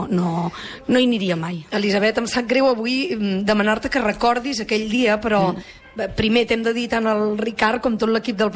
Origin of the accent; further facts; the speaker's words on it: Barcelona, Catalonia, Spain; now in Sant Hipòlit de Voltregà, Spain; jo sóc filla de Sant Andreu